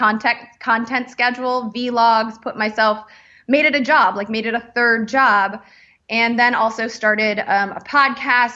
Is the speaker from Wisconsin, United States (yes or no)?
no; Chicago, Illinois, United States; I grew up in Chicago